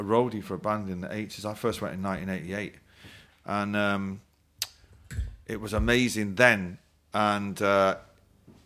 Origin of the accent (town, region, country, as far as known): Manchester, North West England, United Kingdom; born or raised there; now in London, United Kingdom